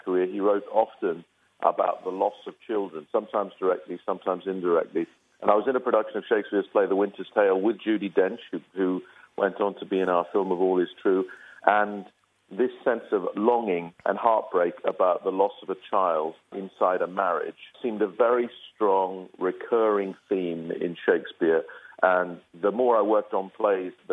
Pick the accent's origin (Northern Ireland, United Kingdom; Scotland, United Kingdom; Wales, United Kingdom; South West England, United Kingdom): Northern Ireland, United Kingdom; Belfast; I'm from Belfast, Northern Ireland, and I remember being at home, our little council house, Protestant working class family